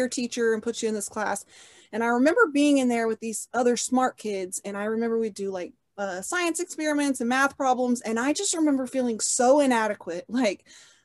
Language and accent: English; Oklahoma City, Oklahoma, United States; I was born in Oklahoma City, Oklahoma, and I've lived here my whole life